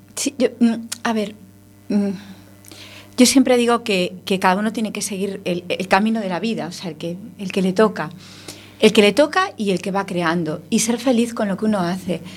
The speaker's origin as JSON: {"language": "Spanish", "town": "Ferrol", "region": "Galicia", "country": "Spain", "said": "somos de Ferrol los dos."}